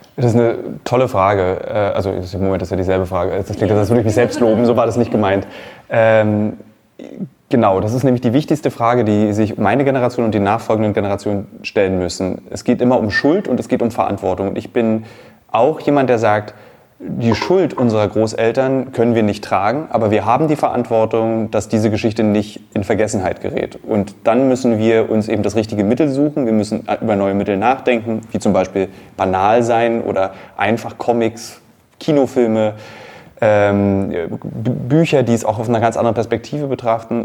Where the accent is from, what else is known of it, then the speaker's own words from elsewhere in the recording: Berlin, Germany; Als Berliner, als Gebürtiger